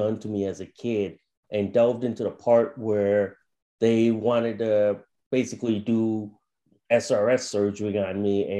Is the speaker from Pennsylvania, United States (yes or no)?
no; Plainville, Connecticut, United States; also born or lived in Thailand; I'm from Plainville, Connecticut in the New England states. So I've been a lifelong New Englander since birth. I'm originally from Thailand, so I immigrated as a baby.